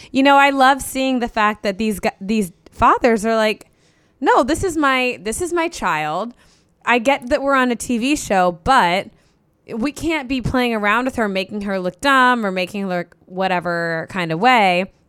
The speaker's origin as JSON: {"language": "English", "town": "Cincinnati", "region": "Ohio", "country": "United States", "tie": "born or raised there", "said": "I grew up in Cincinnati"}